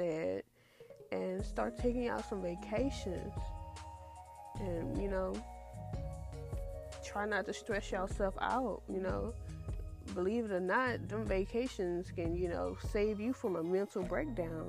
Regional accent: Houston, Texas, United States; I'm born and raised in Houston, Texas

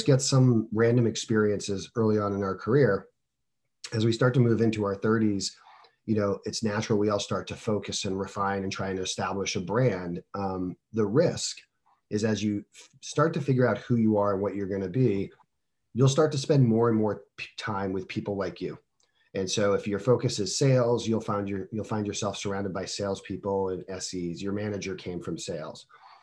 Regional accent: New England, United States; moved away as an adult; also born or lived in Florida; born and raised in the New England area

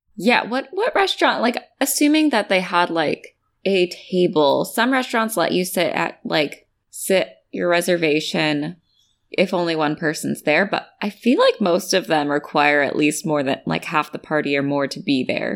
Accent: California, United States; I'm from California.

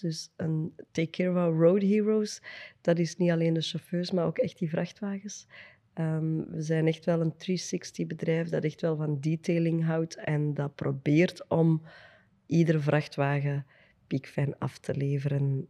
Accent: Antwerp, Flanders, Belgium; we zijn van, eh, van het Kiel, ben ik wel super trots op.

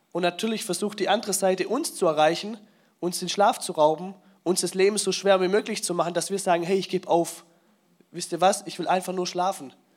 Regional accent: Swabia, Baden-Württemberg, Germany; ich bin ja Schwabe

